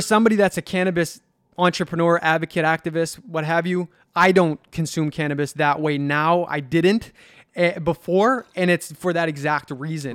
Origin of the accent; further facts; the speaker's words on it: Halifax, Nova Scotia, Canada; I grew up in the North End, middle income family